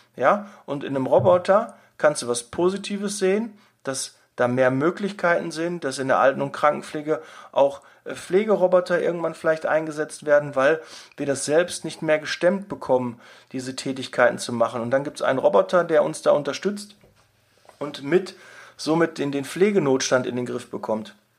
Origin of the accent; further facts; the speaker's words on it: Ruhr area, North Rhine-Westphalia, Germany; bei uns im Ruhrgebiet